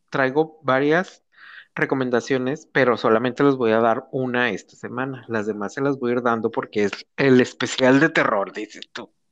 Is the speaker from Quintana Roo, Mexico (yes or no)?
no; Sinaloa, Mexico; Porque aquí ya somos este, sinaloenses.